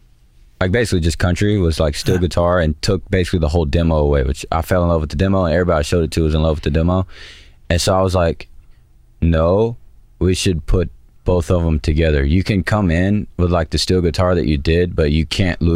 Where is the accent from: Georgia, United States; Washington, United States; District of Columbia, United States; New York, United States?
Georgia, United States; I'm from Georgia.